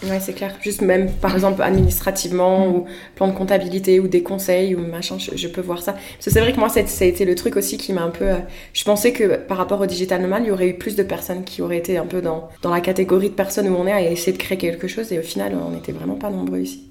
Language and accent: French; France; moved away; je viens de la France